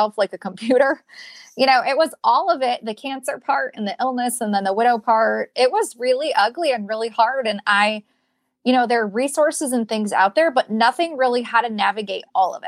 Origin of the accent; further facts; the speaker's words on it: Michigan, United States; moved away; I'm from Michigan